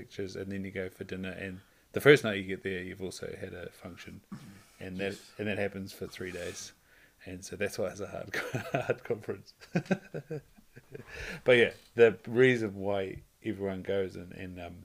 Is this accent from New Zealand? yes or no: yes; Invercargill, Southland, New Zealand; accent: rolled R's; I'm from Invercargill. I roll my R's.